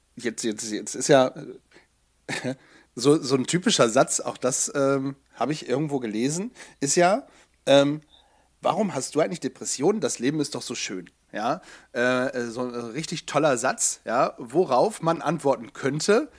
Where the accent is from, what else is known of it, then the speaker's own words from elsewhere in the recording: Bremen, Germany; now in Hanover, Germany; als Hannoveraner, ähm, also in Hannoveraner lebend, ja, ich bin ja Exilbremer